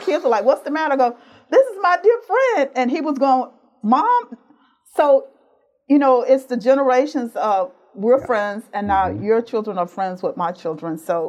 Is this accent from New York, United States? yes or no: no; Conroe, Texas, United States; I grew up in Montgomery County. Mm-hmm. So I'm a native Texan. I say howdy. And I say y'all. Went to school in Conroe.